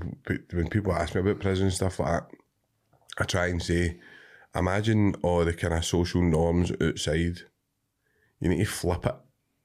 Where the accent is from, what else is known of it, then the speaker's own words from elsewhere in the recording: Cumbernauld, Scotland, United Kingdom; and I grew up in Cumbernauld.